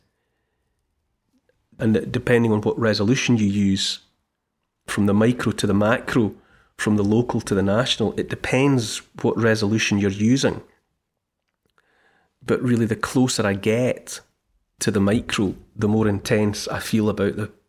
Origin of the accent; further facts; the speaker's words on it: Dumfries, Scotland, United Kingdom; I grew up in Dumfries, which is in southwest Scotland. It's only 20-odd miles from Carlisle, which is in England.